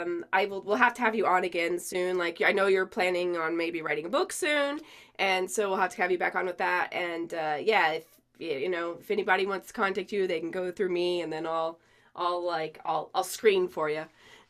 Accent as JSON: {"language": "English", "region": "New Mexico", "country": "United States", "said": "I'm also from New Mexico"}